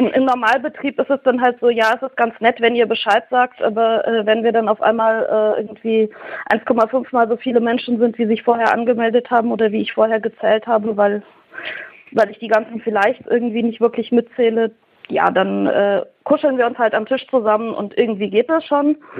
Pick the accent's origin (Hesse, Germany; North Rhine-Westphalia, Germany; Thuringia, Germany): Thuringia, Germany; ich komme halt aus Thüringen